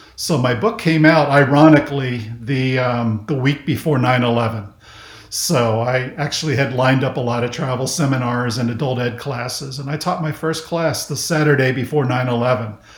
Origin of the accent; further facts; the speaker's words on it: Miami, Florida, United States; also born or lived in Kansas; I basically grew up in South Florida. Um, so we moved from Kansas to Miami when I was in first grade, and then I spent the rest of my childhood in Miami until I graduated from high school